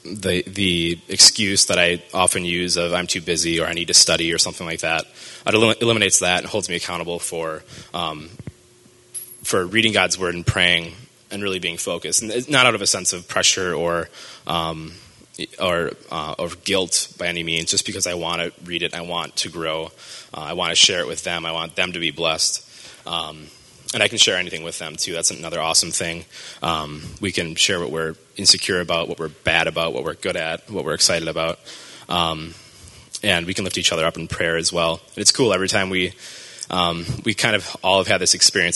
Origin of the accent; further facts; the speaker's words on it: Marshfield, Wisconsin, United States; I grew up in Marshfield, Wisconsin, so up north